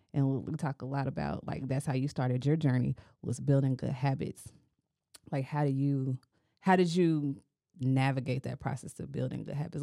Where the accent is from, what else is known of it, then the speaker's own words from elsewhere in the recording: United States; we are American and because we live in the community